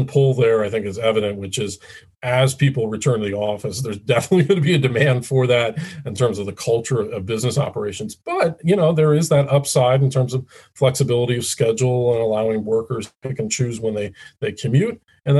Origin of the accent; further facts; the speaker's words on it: Midwest, United States; I'm a Midwesterner